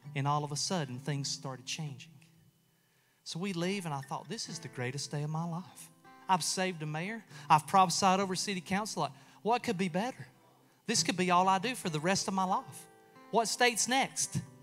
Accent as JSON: {"language": "English", "country": "United States", "said": "I'm from Walker County."}